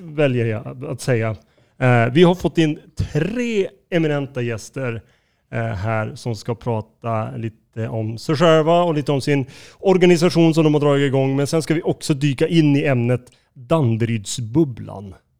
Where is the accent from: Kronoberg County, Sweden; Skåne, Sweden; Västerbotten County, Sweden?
Västerbotten County, Sweden; Skellefteå; now in Stockholm, Sweden; jag är ju inte född i Stockholm, jag är född i Skellefteå.